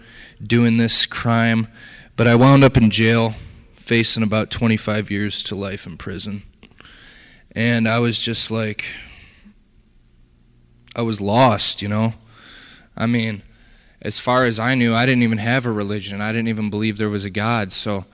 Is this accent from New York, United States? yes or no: no; Detroit, Michigan, United States; I was born and raised in Detroit, Michigan.